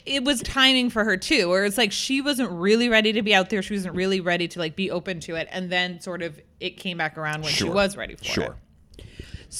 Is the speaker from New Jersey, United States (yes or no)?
no; Goffstown, New Hampshire, United States; I'm a town called Goffstown.